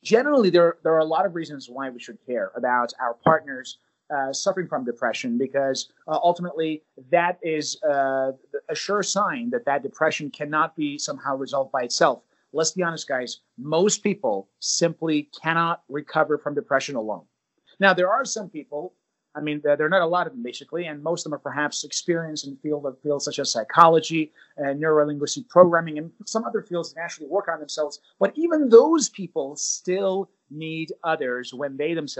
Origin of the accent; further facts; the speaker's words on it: United States; I'm from the United States